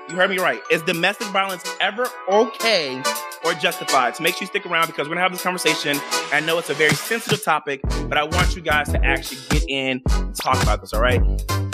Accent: Chicago, Illinois, United States; I am from Chicago, Illinois. I was born and raised in Chicago, Illinois. So that is where my family resides.

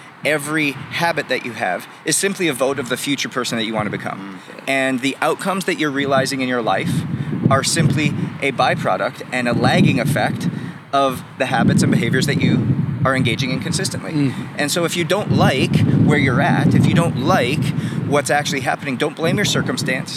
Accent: Canada; as like a young kid growing up in Canada

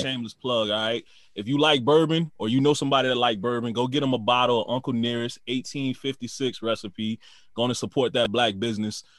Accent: New Orleans, Louisiana, United States; moved away; also born or lived in Houston; we grew up in New Orleans.

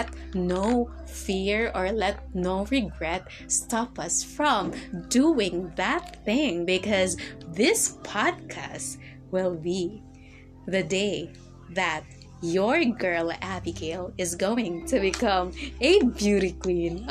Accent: Philippines; I'm a Filipino

